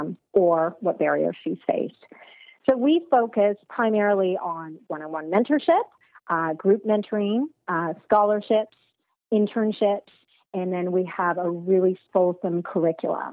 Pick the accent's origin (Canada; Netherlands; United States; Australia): Canada; Toronto, Ontario; also born or lived in United Kingdom; I'm born and raised in Toronto, but for school, I went to the UK